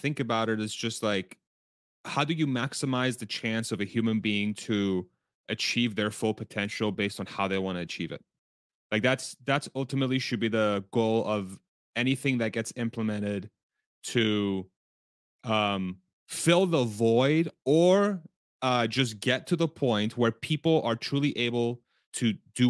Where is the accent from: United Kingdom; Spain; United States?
Spain; born there; I was born in Spain, after all.